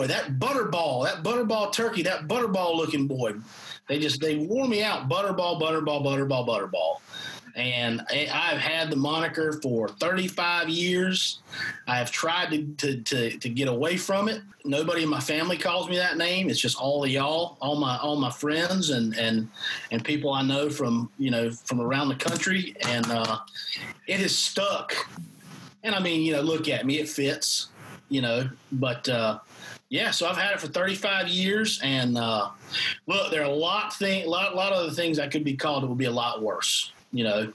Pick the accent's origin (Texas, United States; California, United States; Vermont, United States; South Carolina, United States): South Carolina, United States; Greenwood; I was born in Greenwood, South Carolina